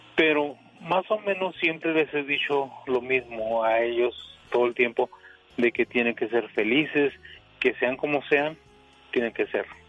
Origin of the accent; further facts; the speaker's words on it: Indio, California, United States; soy de Indio, California.